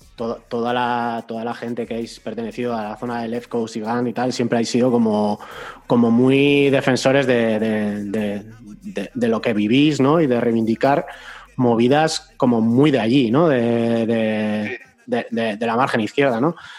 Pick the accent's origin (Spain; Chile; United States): Spain; Basque Country; la peña que somos de aquí, de Euskadi, aunque yo no sea de la zona de Vizcaya